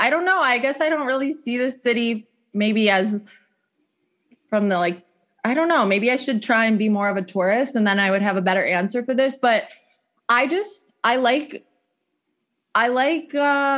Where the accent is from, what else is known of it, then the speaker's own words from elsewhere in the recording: Addison, Illinois, United States; also born or lived in Chicago; grew up in the Northwest suburbs. I grew up in Addison